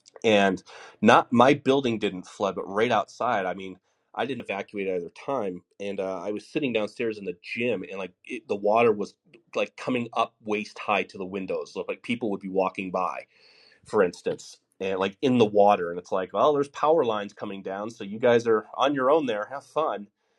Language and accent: English; Denver, Colorado, United States; moved away; also born or lived in Los Angeles / Portland / New York City; I lived in Los Angeles. I lived in Portland. Obviously I'm from Denver, Colorado, which is not, it's the safest place for natural disasters in the country.